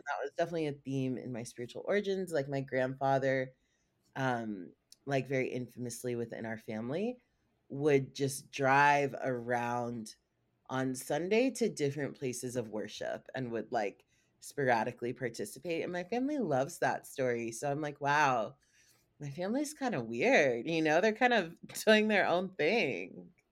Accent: South Carolina, United States; moved away as an adult; now in California, United States; I was born in a Hindu household in North Carolina. And I was raised in South Carolina

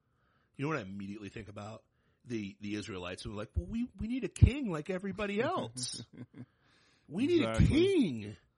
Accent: Troy, Ohio, United States; moved away; My people. That's my hometown. I mean, greatness comes out of Troy, Ohio sometimes.

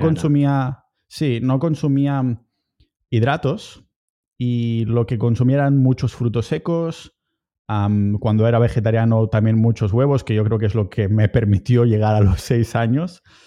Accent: a town near Barcelona, Catalonia, Spain; moved away as an adult; now in Estonia; estoy en mi pueblo cerca de Barcelona

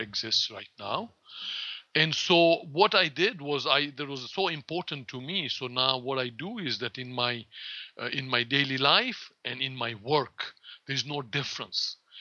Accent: Kenya; also born or lived in India; now in Florida, United States; I was born in um, in Kenya of Indian parents

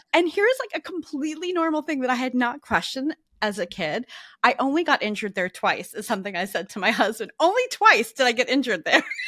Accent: New Jersey, United States; now in New York, United States; where I grew up in New Jersey.

